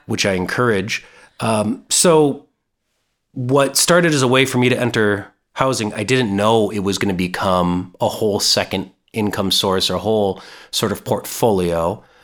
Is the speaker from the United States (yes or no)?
yes; Minnesota, United States; I'm born and raised in Minnesota